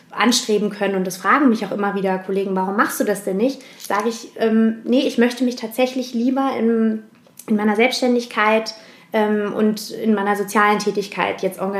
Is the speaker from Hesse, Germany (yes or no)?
yes; Heusenstamm, Hesse, Germany; born or raised there; also born or lived in Frankfurt